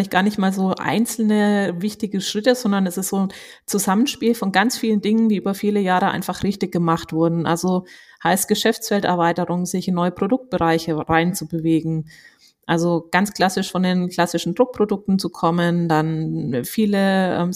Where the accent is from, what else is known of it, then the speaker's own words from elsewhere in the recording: Würzburg, Bavaria, Germany; an meiner Aussprache, ähm, haben wahrscheinlich viele gemerkt. Ähm, ich bin wirklich absolute Fränkin. Ich bin in Würzburg geboren, zur Schule gegangen, habe Abi gemacht und sogar noch studiert